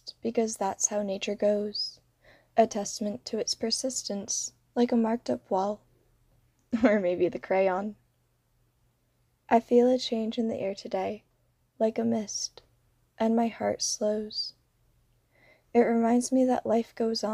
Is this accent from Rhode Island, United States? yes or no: yes; Rhode Island, United States; also born or lived in Florida; I am originally from Rhode Island